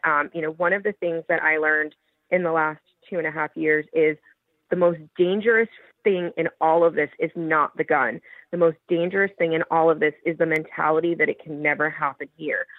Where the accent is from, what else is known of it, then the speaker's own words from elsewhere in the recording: Parkland, Florida, United States; I grew up in the Parkland community